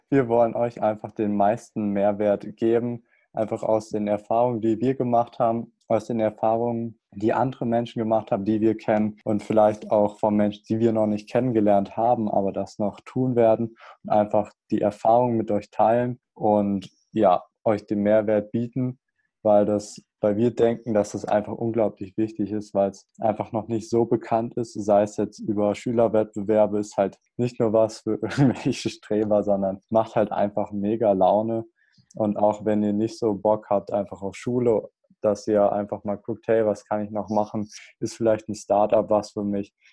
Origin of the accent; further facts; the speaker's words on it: Hesse, Germany; ich komme aus Hessen, aus so einem kleinen Dörfchen, was wahrscheinlich eh keiner von euch kennt.